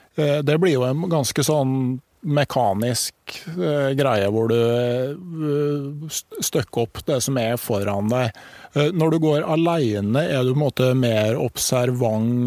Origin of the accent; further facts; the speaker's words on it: Gausdal, Innlandet, Norway; der jeg kommer fra, i Gausdal